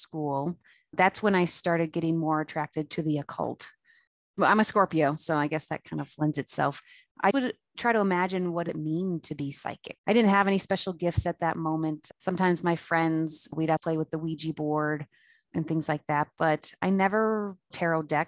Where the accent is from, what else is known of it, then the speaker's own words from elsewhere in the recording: Frederick, Maryland, United States; I'm from Fredericks, Maryland